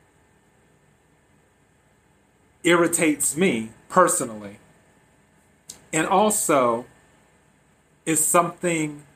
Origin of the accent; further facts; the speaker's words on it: the Carolinas, United States; moved away as an adult; now in Los Angeles, United States; I'm originally from the East Coast, from the Carolinas